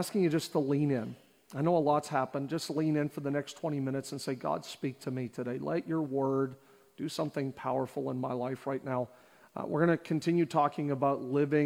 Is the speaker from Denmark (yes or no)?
no; Canada; born and raised in Canada.